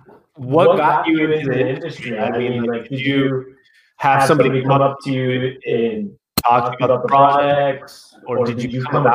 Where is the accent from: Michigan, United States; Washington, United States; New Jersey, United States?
Washington, United States; Seattle; we're from Seattle